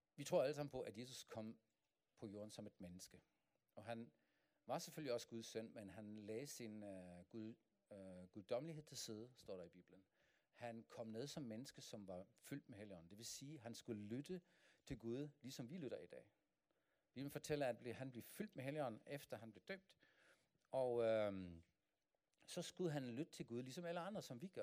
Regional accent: Germany; Danish is a second language; moved away as an adult; now in Denmark; jeg kommer fra Tyskland, men min kone er dansk.

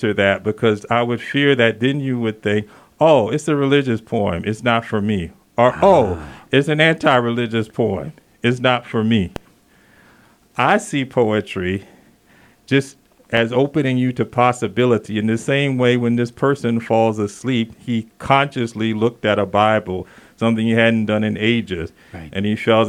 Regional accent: the South, United States; moved away as an adult; now in Santa Fe, United States; I'm originally from the South, and I've been here 12 years

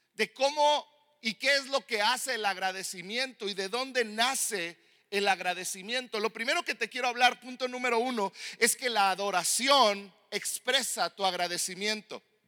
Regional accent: Mexico; yo como mexicano que no vivo en Estados Unidos

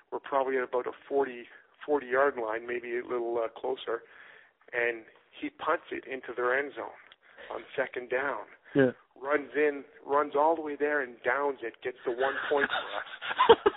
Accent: Mississauga, Ontario, Canada; we grew up in Mississauga uh, together.

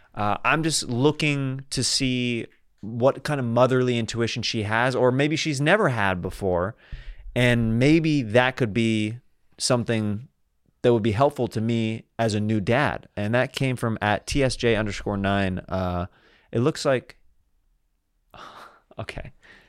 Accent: Kansas, United States; I say y'all every once in a while just because I'm from Kansas.

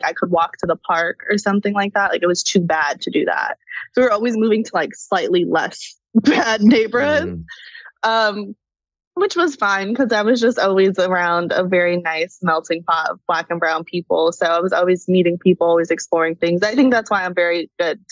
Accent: Chicago, Illinois, United States; moved away as an adult; also born or lived in Atlanta; I grew up in Chicago

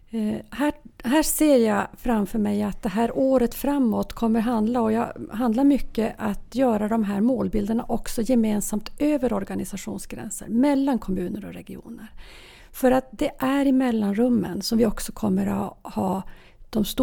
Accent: Norrbotten County, Sweden; Norrbotten, ja jag kommer från Norrbotten.

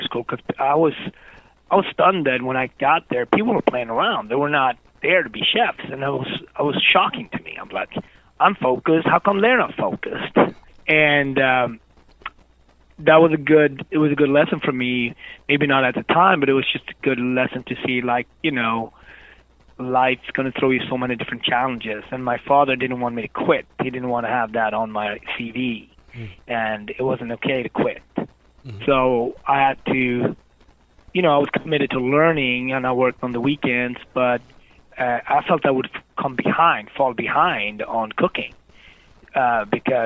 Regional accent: Gothenburg, Västra Götaland, Sweden; moved away as an adult; also born or lived in Harlem, New York, United States; now in New York, United States; I came from Gothenburg back then, even more than today, it was on the west coast of Sweden

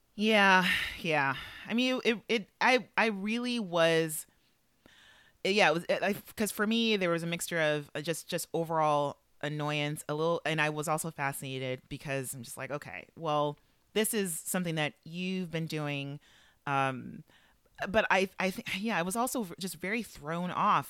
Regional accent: Los Angeles, California, United States; I would like to set the mood for Los Angeles as my hometown

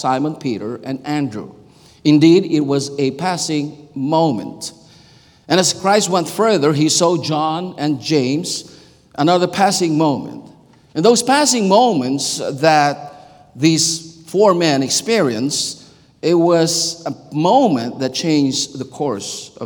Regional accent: Philippines; English is a second language; moved away; I was born and raised in the Philippines

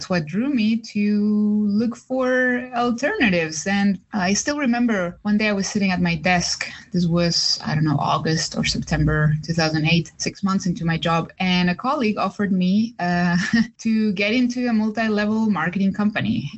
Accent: Chile; moved away; I'm from Chile

